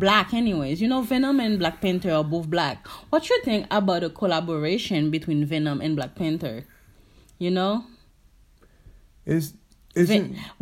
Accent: Haiti; I'm from Haiti

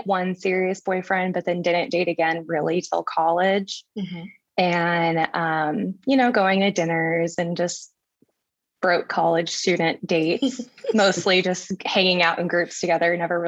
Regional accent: San Antonio, Texas, United States; also born or lived in Colorado; now in Austin, United States; I'm from San Antonio, but I live in Austin, Texas now

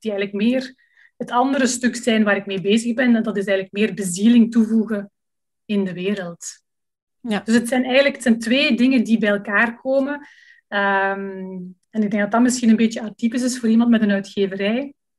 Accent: Leuven, Flanders, Belgium; moved away as an adult; now in Lummen, Belgium; ik ben afkomstig uit Leuven

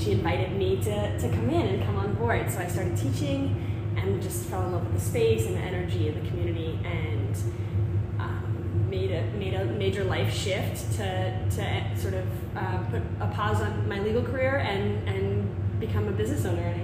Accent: Lynn, Massachusetts, United States; We grew up in Lynn, and we participated in Lynn youth sports

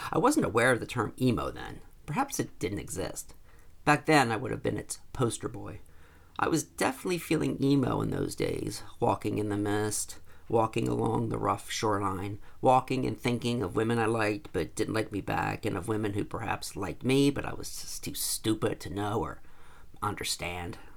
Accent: New Jersey, United States; now in United Kingdom; I was also from New Jersey

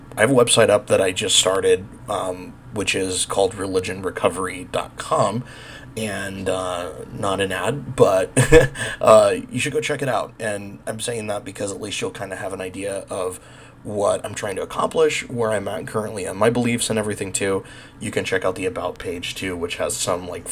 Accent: Bakersfield, California, United States; moved away; also born or lived in New Mexico; I grew up in Bakersfield, California in the 90s

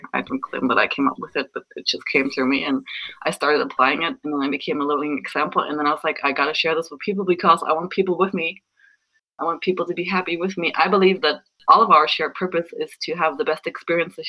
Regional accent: Germany; moved away; I was raised Lutheran in Germany

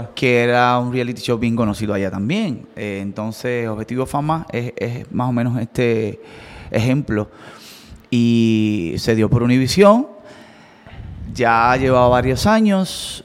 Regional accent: Coamo, Puerto Rico; nosotros somos de Coamo

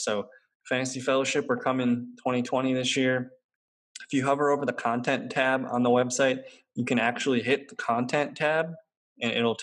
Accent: Green Bay, Wisconsin, United States; I'm from Green Bay

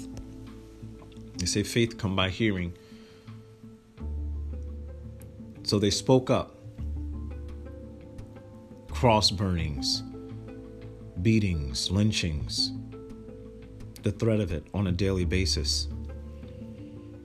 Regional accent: Newark, New Jersey, United States; also born or lived in Trenton, New Jersey / Irvington, New Jersey; I was born in 1973 in Trenton, New Jersey, and raised between Newark and Irvington, New Jersey.

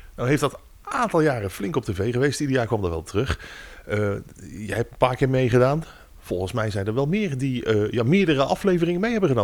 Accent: Bergen op Zoom, North Brabant, Netherlands

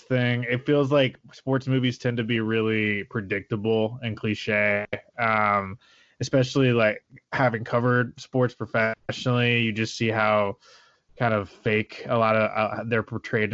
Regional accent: Oregon, United States; now in California, United States; My home state of Oregon

